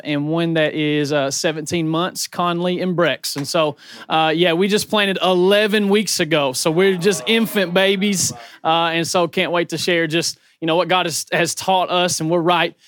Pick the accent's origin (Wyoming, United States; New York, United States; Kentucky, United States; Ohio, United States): Kentucky, United States; Murray; I am from Murray, Kentucky